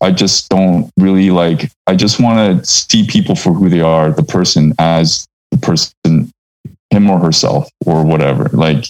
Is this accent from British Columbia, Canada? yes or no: yes; Vancouver, British Columbia, Canada; And I say, I'm from Vancouver.